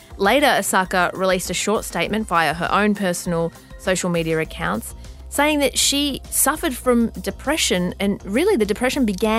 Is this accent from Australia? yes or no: yes; Australia; As an Australian who lives in the upside down hemisphere